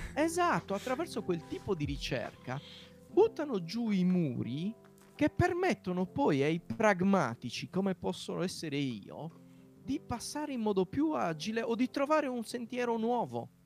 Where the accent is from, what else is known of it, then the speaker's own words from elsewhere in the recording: Nuoro, Sardinia, Italy; accent: Sardinian; nella città da dove vengo io, Nuoro